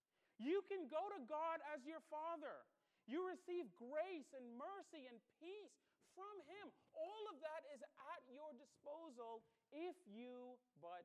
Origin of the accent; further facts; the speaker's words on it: Bahamas; now in United States; I was born in the Bahamas, and I became an American citizen.